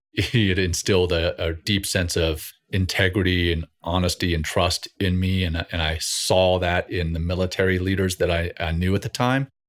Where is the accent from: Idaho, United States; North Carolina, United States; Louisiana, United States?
Louisiana, United States; Ruston; also born or lived in Cape Town, South Africa; I went through the schooling system in Ruston, Louisiana